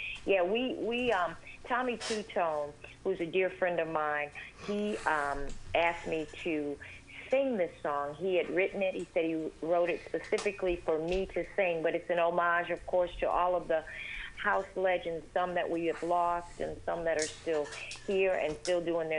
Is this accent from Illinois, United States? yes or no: yes; Chicago, Illinois, United States; moved away; born and raised in Chicago, the south side of Chicago